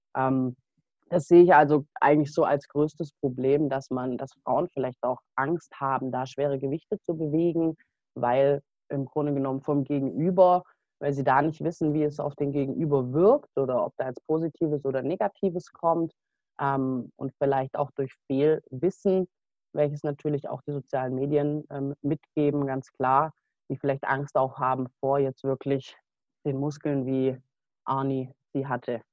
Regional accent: Stuttgart area, Baden-Württemberg, Germany; bin ich eben auf die Sportschule gegangen bei uns im Stuttgarter Raum in Kornwestheim

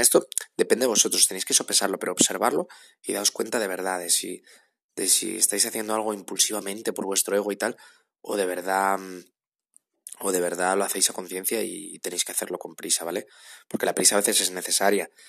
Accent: Asturias, Spain; now in Madrid, Spain; yo vivo en Madrid, pero soy de Asturias

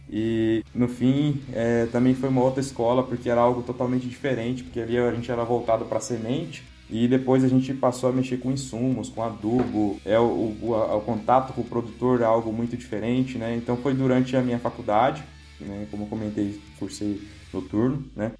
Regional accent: Ubiratã, Paraná, Brazil; also born or lived in Pato Branco, Paraná / Campo Mourão, Paraná; Sou de Biratã, Paraná, né? minha família é de lá, meu pai é jardineiro

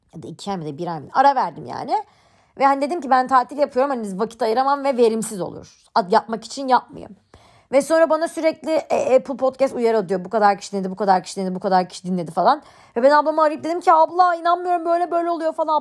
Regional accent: Istanbul, Turkey; ben 21 Ağustos 1999 yılında İstanbul'da doğdum.

